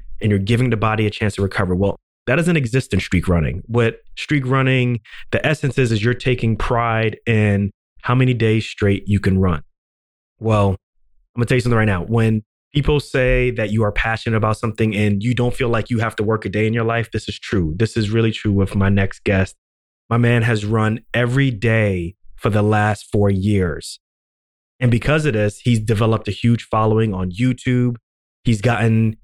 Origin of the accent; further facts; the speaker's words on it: Ghana; I'm from Ghana